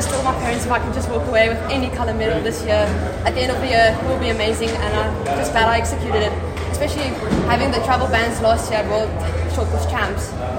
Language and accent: English; Pretoria, Gauteng, South Africa; I'm Pretoria.